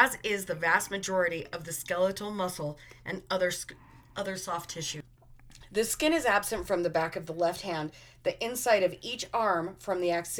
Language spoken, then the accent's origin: English; Utah, United States; I'm from Utah